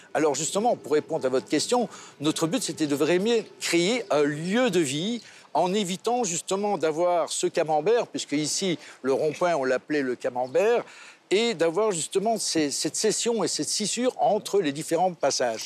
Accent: Belgium; now in Monaco; Je suis belge aussi

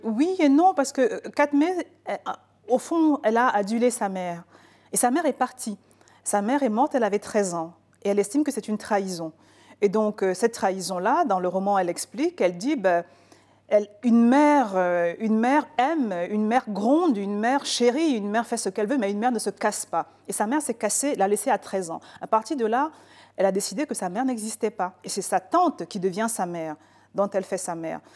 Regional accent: Cameroon; Je suis née, j'ai grandi au Cameroun

